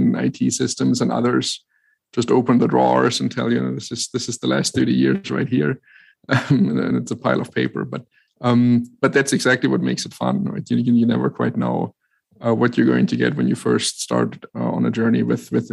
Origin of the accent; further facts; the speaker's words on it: Germany; English is a second language; moved away as an adult; also born or lived in New York; I grew up in Germany and lived there for 30 years and then met my wife who lived in New York. So I relocated to be with her